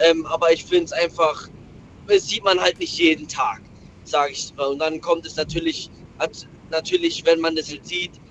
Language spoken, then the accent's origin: German; Malaysia; meine Eltern, beziehungsweise ich komme ursprünglich aus Malaysia und da waren halt die Verhältnisse